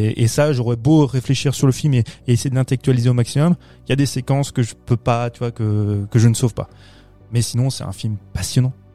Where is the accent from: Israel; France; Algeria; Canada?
France; Chez nous, en France